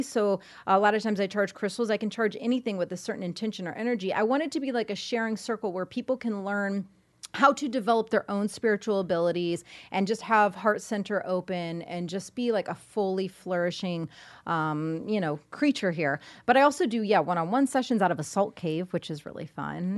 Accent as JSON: {"language": "English", "region": "Indiana", "country": "United States", "moved": "yes", "said": "I'm from Indiana, so over the holidays, I went to visit the fam for a little bit"}